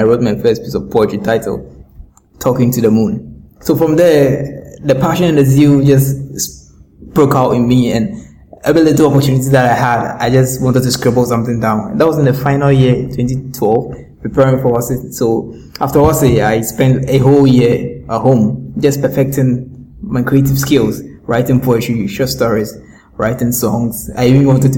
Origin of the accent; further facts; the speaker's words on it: Accra, Greater Accra, Ghana; I was born in Accra, North Kaneshi, to an electrician dad